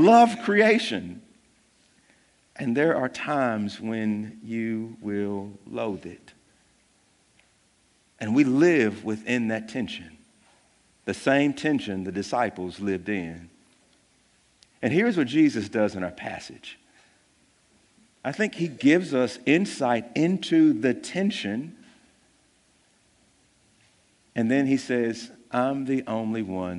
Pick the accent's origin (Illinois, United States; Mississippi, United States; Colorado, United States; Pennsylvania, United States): Mississippi, United States; Jackson; we live in Jackson, and I'm from Jackson, born and raised here.